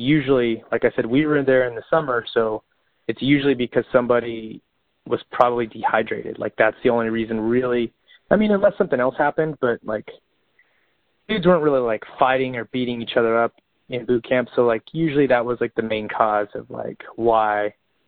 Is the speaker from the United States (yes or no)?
yes; Bakersfield, California, United States; I'm from Bakersfield, California, where it gets like 110, 115 in the summer.